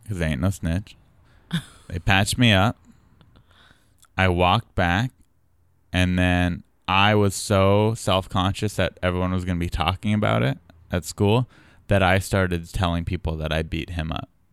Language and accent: English; San Diego, California, United States; I was from San Diego